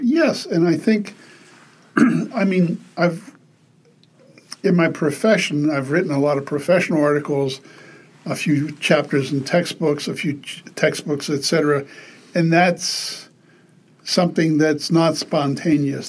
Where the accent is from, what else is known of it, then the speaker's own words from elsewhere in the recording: Pittsburgh, Pennsylvania, United States; I grew up in Pittsburgh, Pennsylvania.